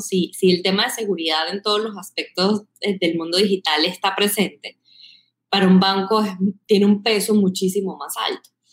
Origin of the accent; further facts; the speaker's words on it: Caracas, Capital District, Venezuela; accent: Caribbean; moved away as an adult; now in Bogotá, Colombia; soy de Caracas